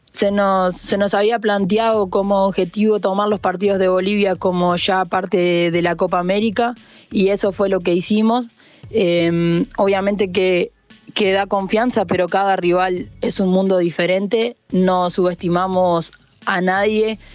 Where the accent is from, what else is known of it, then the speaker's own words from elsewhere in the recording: Uruguay; como uruguaya